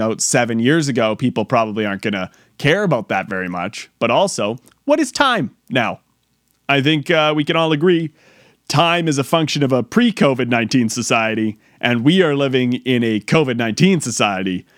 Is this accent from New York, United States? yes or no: yes; New York, United States; I'm from New York